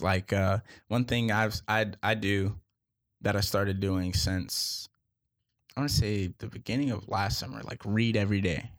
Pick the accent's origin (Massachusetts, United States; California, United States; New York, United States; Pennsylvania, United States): Massachusetts, United States; Boston; I'm from Boston. Huge Patriots fan.